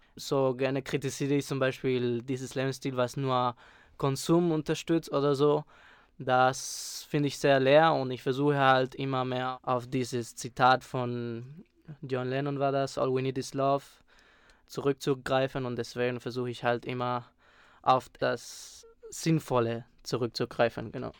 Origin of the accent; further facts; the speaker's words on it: Spain; moved away; Ich bin dort aufgewachsen